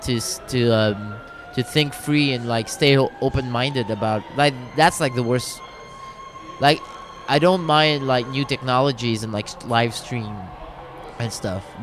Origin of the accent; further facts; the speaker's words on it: Quebec, Canada; I prefer Quebecer because I don't feel Canadian.